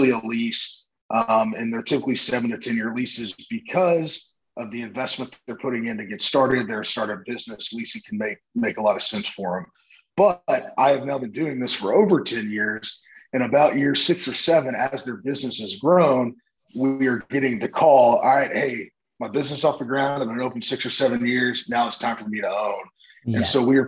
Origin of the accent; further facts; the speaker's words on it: Houston, Texas, United States; also born or lived in Dallas, Texas; now in Austin, United States; I grew up in Houston, Texas